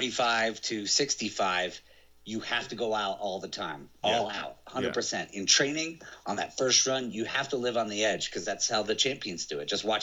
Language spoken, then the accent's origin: English; Vermont, United States; I was more comfortable on ice because I grew up in Vermont, right?